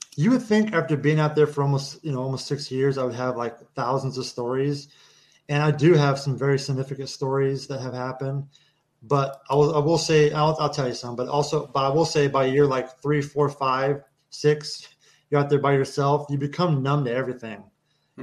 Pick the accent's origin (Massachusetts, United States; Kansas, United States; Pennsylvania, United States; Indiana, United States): Kansas, United States; moved away as an adult; I grew up in Kansas on a farm, on an actual right. working ranch.